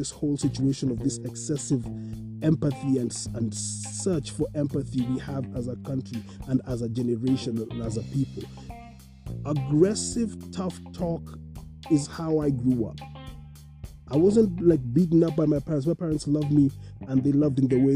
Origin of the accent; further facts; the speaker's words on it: Kenya; as a people, as a Kenyan community, as a Kenyan society